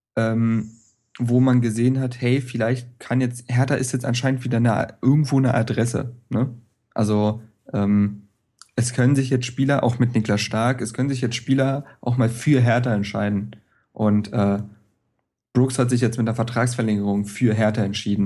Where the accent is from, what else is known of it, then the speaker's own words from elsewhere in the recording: Berlin, Germany; als Berliner